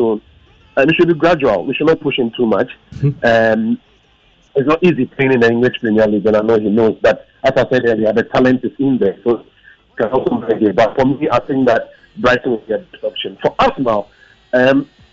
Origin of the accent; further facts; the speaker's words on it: Ghana; as a Ghanaian